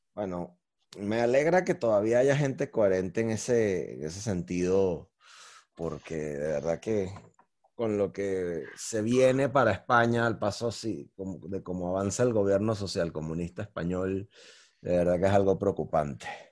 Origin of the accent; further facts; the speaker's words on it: Venezuela; yo como venezolano